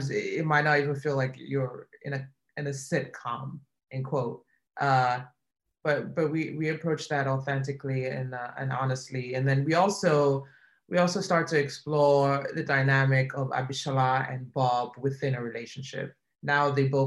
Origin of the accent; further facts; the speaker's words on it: Nigeria; moved away; my experience growing up in Nigeria